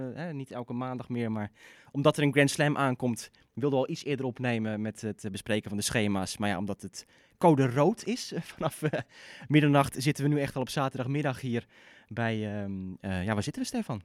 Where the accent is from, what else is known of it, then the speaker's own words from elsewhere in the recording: Netherlands; als Nederlanders